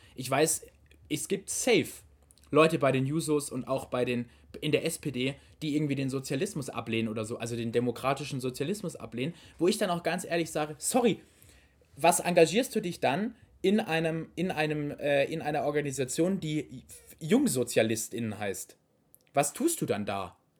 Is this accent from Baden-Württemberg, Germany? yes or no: yes; Baden-Württemberg, Germany; wir sind aus Baden-Württemberg